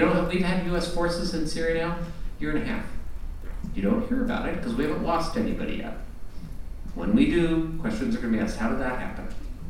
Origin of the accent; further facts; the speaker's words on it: Vermont, United States; I'm from Vermont